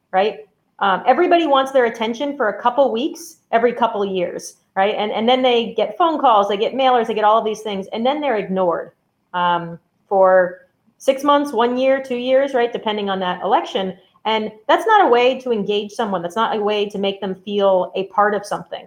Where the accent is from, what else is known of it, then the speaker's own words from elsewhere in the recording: New England, United States; I grew up in New England